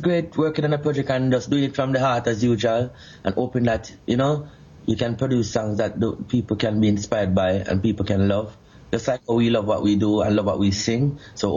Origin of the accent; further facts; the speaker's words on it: Portmore, Saint Catherine, Jamaica; I'm from Portmore, which I grew up in Waterford, in Portmore itself